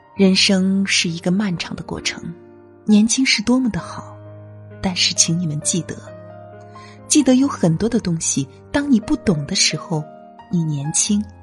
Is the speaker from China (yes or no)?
yes; China; 我们中国人